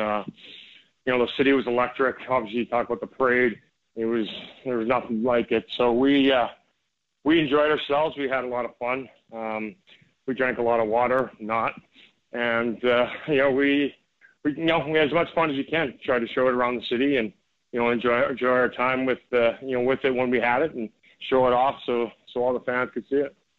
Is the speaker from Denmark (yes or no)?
no; Canada; growing up in Canada until I, I turned pro when I was uh, 19 years old.